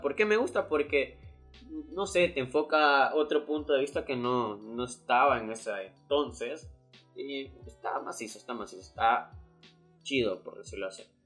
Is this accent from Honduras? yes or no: yes; Honduras; aquí en mi país Honduras